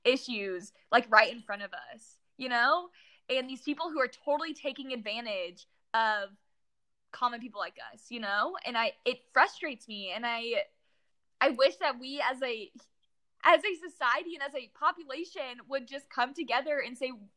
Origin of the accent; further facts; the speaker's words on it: Danville, California, United States; moved away as an adult; also born or lived in College Station, Texas; now in Houston, United States; I was born and raised in San Francisco, literally till I came to college at A&M.